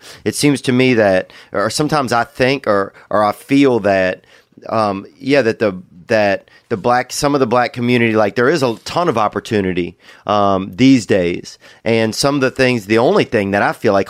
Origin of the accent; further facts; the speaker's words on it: the South, United States; I grew up in the South